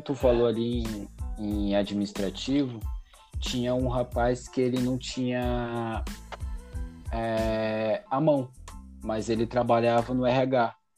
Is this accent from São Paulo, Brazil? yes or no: yes; São Paulo, Brazil; Eu sou de São Paulo, meus pais são do Nordeste